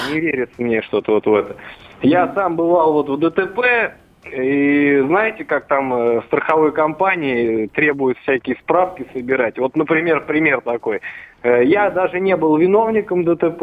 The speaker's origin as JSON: {"language": "Russian", "town": "Vladimir", "region": "Vladimir Oblast", "country": "Russia", "said": "сам я из Владимира"}